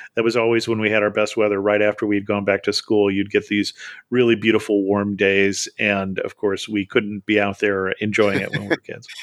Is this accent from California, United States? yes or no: yes; Salinas, California, United States; I grew up in Salinas, so I've been going to Monterey since I was uh, three